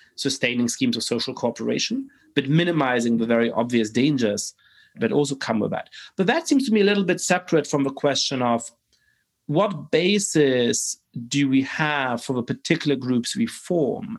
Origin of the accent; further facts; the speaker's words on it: Germany; I grew up in Germany